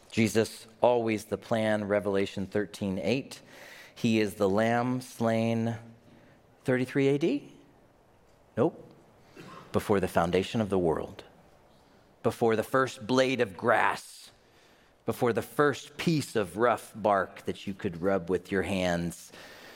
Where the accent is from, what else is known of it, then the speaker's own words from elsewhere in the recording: the South, United States; I grew up in the South